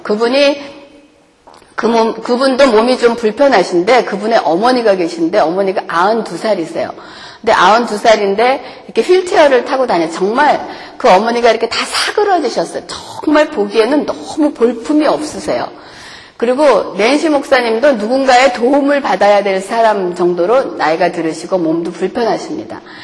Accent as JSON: {"language": "Korean", "country": "South Korea", "moved": "yes", "lives_now": "United States", "said": "우리가 이민의 삶을 살면서 한국에서 우리의 언어와 문화와 모든 것이 다 필요한 좋은 한국에서 살다가 이곳에 오니까"}